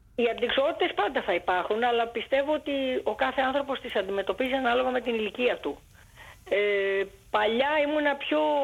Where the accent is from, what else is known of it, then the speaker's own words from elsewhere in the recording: Greece; also born or lived in Alexandria, Egypt; Γεννήθηκα στην Αλεξάνδρεια της Αιγύπτου από Έλληνες γονείς και το 1962 επί Νάσερ που έδιωξε όλους τους ξένους εντός εισαγωγικών ε, ο πατέρα μου αποφάσισε να γυρίσει στην Ελλάδα